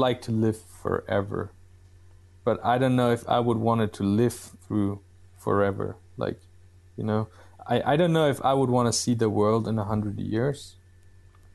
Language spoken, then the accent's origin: English; Bavaria, Germany; I'm from Bavaria